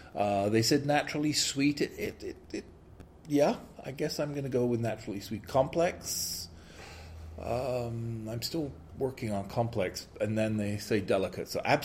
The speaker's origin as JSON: {"language": "English", "region": "England", "country": "United Kingdom", "said": "as an Englishman"}